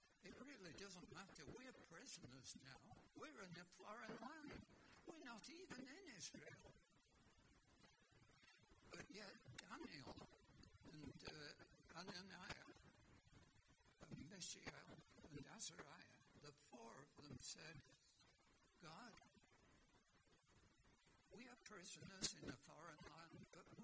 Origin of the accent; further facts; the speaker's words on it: Blackpool, North West England, United Kingdom; now in Canada; I was born in England, in Blackpool, which was a seaside resort.